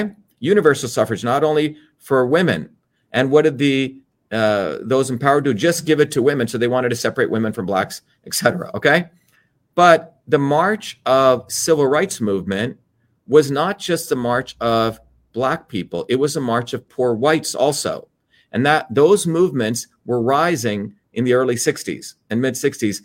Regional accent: New Jersey, United States; also born or lived in India; growing up in the United States, growing up in Jersey

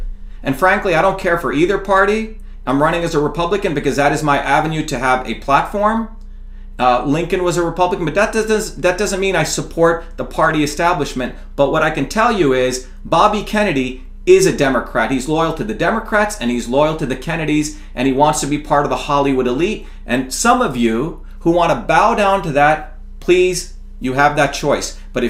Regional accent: India; now in United States; I came from India, as I mentioned to you, what a caste system. We were considered untouchable.

